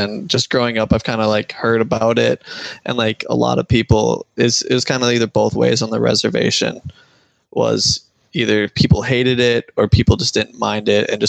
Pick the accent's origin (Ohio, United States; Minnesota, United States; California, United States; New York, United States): Minnesota, United States; Shakopee Mdewakanton Sioux Community; I'm from the Shakopee Minnewaukton Sioux community. I was one of their first Braves, and I've lived on the res, you know, ever since I was born.